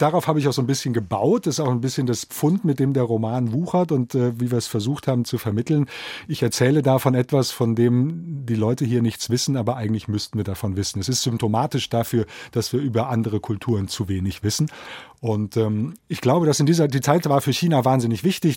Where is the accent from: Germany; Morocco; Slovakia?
Germany; Biedenkopf, Hesse; moved away as an adult; also born or lived in Berlin / Taipei; meiner Heimatstadt Biedenkopf ist, in der ich nun 20 Jahre meines Lebens äh, verbracht habe